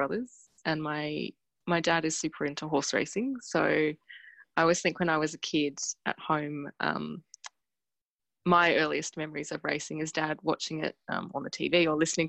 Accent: Canberra, Australian Capital Territory, Australia; now in Melbourne, Australia; I'm from Canberra

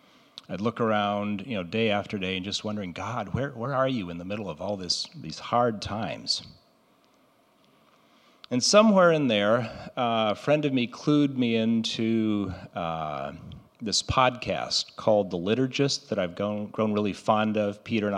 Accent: Brazil; Most of you know I grew up in Brazil, where my parents were missionaries

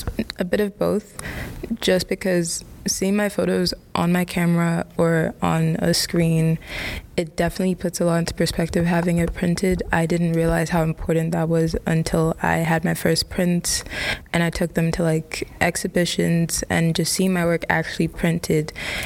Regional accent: Ghana; English is a second language; now in London, United Kingdom; I'm a senior in Monmouth College. That question's a bit complicated. I'm from Ghana, but I currently live in London.

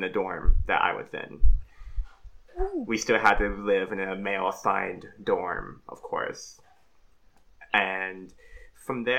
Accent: Compton, California, United States; moved away as an adult; also born or lived in Gardena / Los Angeles; now in San Diego, United States; my hometown is Compton. I was born in a hospital in Gardena, but I've lived in Compton for about 2 decades. Been through school there, mostly

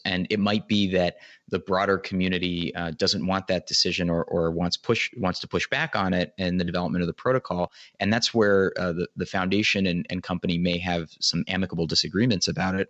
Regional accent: United States; as an American

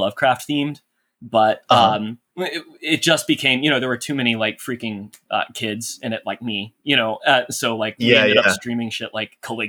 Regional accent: Texas, United States; moved away as an adult; I grew up in North Texas, actually. It's a city. It's just a straight up city, a suburb of Dallas.

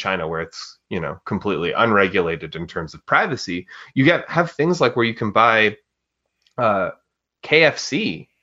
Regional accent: Atlantic Canada, Canada; I'm from Canada, I'm in Atlantic Canada

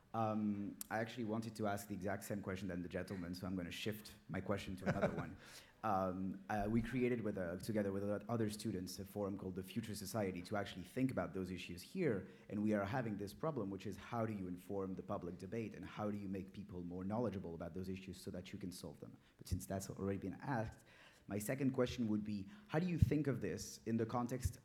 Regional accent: France; moved away; I'm from France

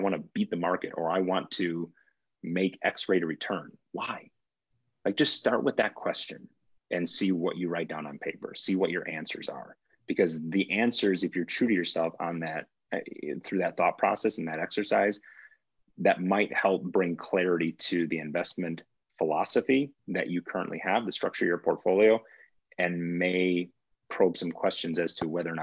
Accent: Wisconsin, United States; I grew up in Wisconsin

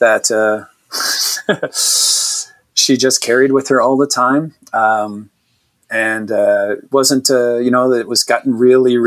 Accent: Moncton, New Brunswick, Canada; moved away as an adult; also born or lived in Halifax, Nova Scotia; now in Leduc, Canada; I'm originally from New Brunswick, from Moncton. I grew up there

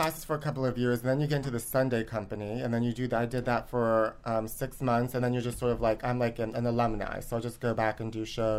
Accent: Weirton, West Virginia, United States; moved away as an adult; now in Los Angeles, United States; I'm originally from a small town outside of Pittsburgh, Pennsylvania, called Weirton, West Virginia.

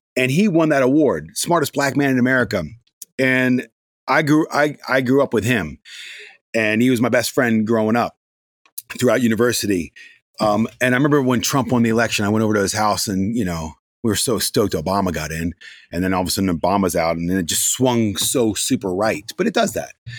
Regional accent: Gaithersburg, Maryland, United States; I grew up in Gaithersburg, Maryland.

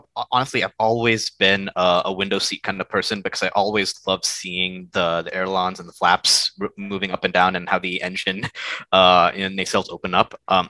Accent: India; English is a second language; now in United States; So I was born in India, but then my family all moved to the USA when I was a really small kid. Lived here for like, I think 9 years before the family moved back to India.

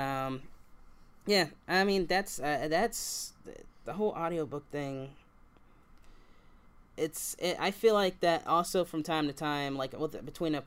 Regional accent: Kentucky, United States; I'm from Kentucky

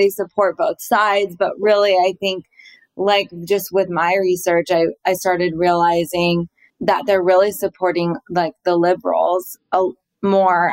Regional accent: Laguna Beach, California, United States; I grew up in Laguna

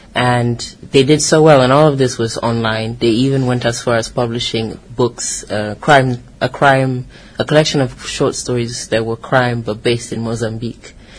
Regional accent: Guinea-Bissau; I'm from Guinea-Bissau, but I can't really say that I've been to my village in Guinea-Bissau.

